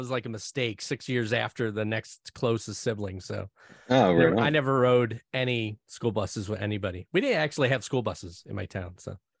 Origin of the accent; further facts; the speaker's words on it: Scranton, Pennsylvania, United States; I grew up in Scranton.